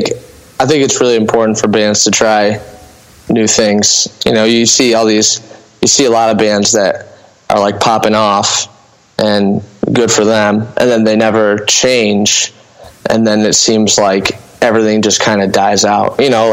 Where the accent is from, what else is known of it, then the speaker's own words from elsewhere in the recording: Lambertville, Michigan, United States; also born or lived in Toledo; I was born in Toledo and raised in Lambertville, Michigan, which is like, you know, I could stand in Lambertville and throw a rock south and there's Toledo.